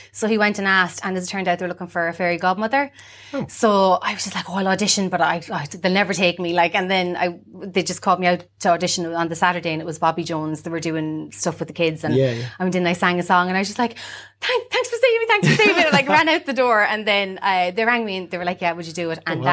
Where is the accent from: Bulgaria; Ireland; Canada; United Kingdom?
Ireland; Sligo, Connacht; Born, bred, towny, Cranmore, born and reared. You don't get much more Sligo town than